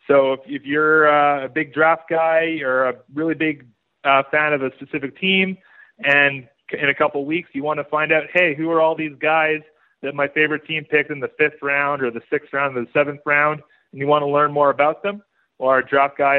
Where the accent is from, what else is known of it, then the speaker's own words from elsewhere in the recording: Saskatchewan, Canada; now in Calgary, Canada; I'm originally from Saskatchewan, but I've been based in Calgary since 2016.